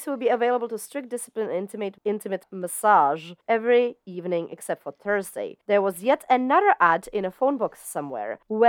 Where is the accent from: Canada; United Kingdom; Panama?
United Kingdom; South East England; I don't know about the other stuff, but we come from Surrey.